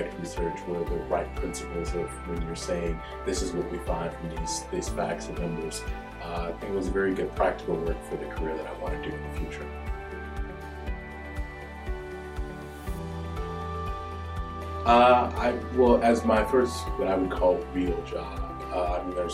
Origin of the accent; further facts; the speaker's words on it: Jackson, Mississippi, United States; I'm from right here in Jackson, Mississippi.